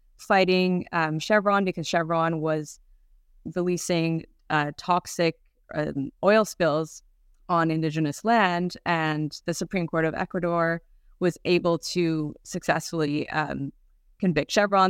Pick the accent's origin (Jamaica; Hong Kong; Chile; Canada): Canada; moved away; also born or lived in Europe; I'm Canadian, but I guess I just wasn't paying attention at the time living in Europe.